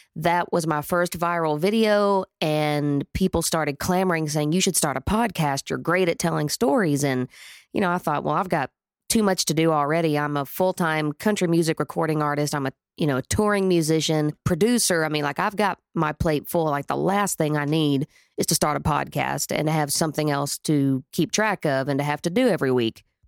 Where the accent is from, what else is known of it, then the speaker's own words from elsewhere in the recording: Atoka, Oklahoma, United States; I was born in Atoka, Oklahoma